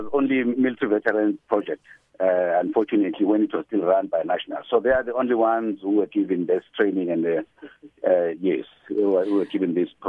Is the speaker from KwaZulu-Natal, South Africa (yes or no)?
yes; Pietermaritzburg, KwaZulu-Natal, South Africa; I'm from Pietermaritzburg.